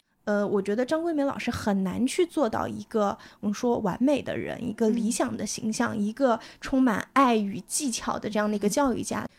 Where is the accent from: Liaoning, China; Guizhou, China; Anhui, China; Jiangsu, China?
Anhui, China; 我是来自安徽嘛